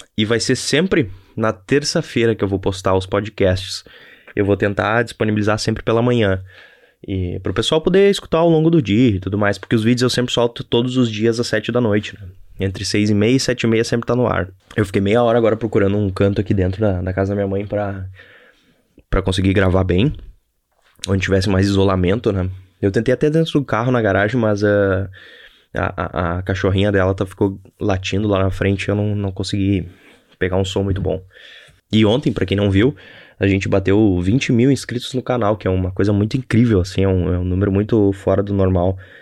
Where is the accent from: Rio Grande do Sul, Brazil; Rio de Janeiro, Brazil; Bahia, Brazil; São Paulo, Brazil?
Rio Grande do Sul, Brazil; Novo Hamburgo; E eu sou de Novo Hamburgo, aqui no Rio Grande do Sul.